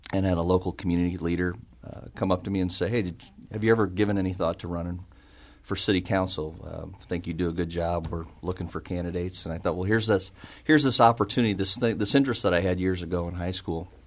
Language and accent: English; St. Charles, Missouri, United States; also born or lived in Kansas City, Missouri; I was uh, born and raised in St. Charles, and uh, my wife and I met at uh, Rockhurst University up in Kansas City okay. and uh, were married. And then about a year after we um, were married, moved to St. Charles